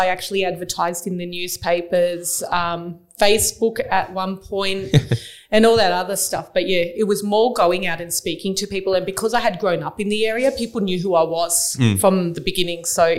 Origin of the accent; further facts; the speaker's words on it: Baralla, Western Australia, Australia; I grew up in Baralla and I had my mother around that area